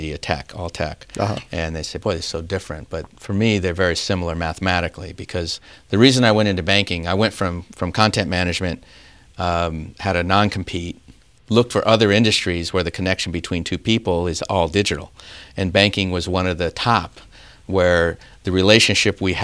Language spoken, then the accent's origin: English; Claremont, California, United States; moved away; I grew up in Claremont, California, down in southern near